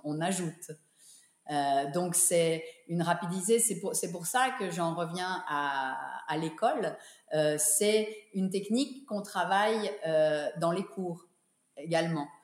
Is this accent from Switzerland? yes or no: yes; Geneva, Switzerland; moved away; also born or lived in New York / Monte Carlo; je suis revenue à Genève avec mon mari. on a repris l'école de danse qui était initialement l'école de danse de mes parents